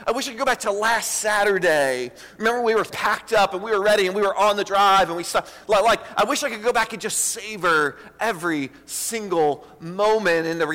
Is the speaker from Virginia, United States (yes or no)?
yes; Richmond, Virginia, United States; I grew up in Richmond